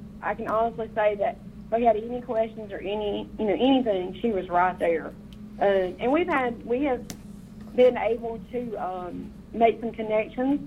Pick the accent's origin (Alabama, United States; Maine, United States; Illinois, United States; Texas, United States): Alabama, United States; moved away; We live right here in our community where our church is, but this is not where we're from. We're from Alabama originally, so we have no family here.